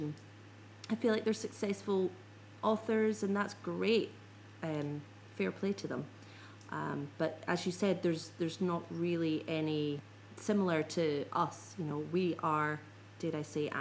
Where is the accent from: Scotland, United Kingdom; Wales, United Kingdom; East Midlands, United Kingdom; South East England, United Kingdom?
Scotland, United Kingdom; I'm a Scot